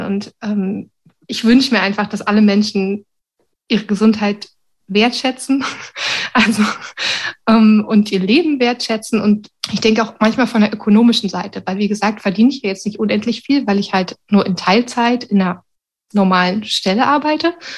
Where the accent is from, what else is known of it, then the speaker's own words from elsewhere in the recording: Berlin, Germany; also born or lived in Sweden; now in Wuppertal, Germany; Ich bin eigentlich Berlinerin